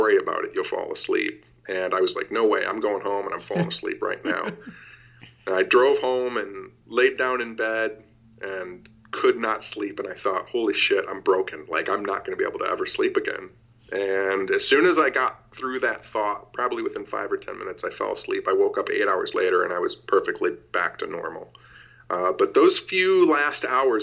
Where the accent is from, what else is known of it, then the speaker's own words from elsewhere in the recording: Royal Oak, Michigan, United States; my hometown, Royal Oak, Michigan